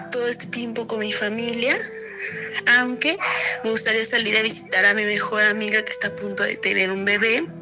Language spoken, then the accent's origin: Spanish; Guadalajara, Jalisco, Mexico; soy de Guadalajara, Jalisco.